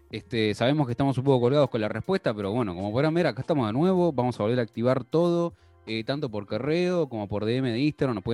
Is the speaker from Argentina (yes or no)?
yes; Buenos Aires, Argentina; Y eso que sí somos porteños nosotros, boludo. Somos de, zona sur.